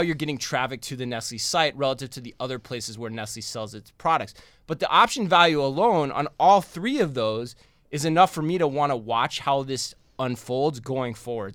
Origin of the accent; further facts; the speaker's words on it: Tempe, Arizona, United States; moved away; my home state of Arizona